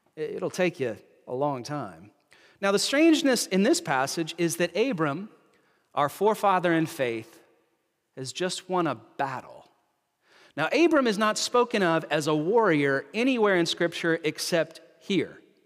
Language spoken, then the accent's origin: English; North Carolina, United States; now in Canada; a fellow North Carolinian of mine. In my home state